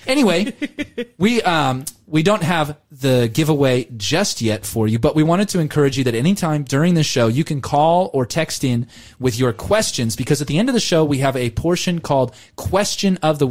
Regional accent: Southern California, United States; moved away as an adult; now in Australia; I grew up in Southern California

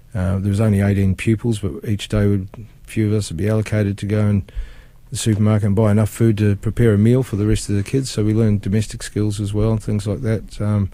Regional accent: New Zealand; born or raised there; also born or lived in England

